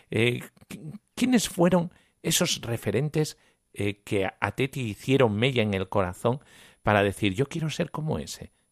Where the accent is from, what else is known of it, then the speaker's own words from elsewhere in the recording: Guatemala; yo soy de Guatemala.